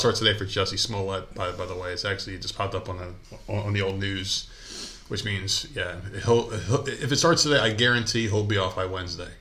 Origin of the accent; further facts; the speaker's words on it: New Jersey, United States; moved away; I'm from New Jersey